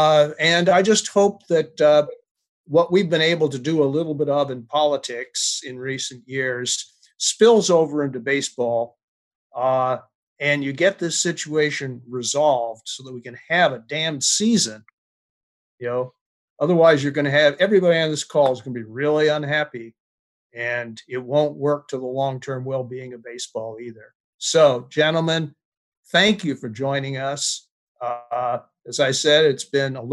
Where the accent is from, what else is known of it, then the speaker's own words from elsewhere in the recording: New York, United States; I was born in the Brooklyn Navy Yard just a few months after the end of the Second World War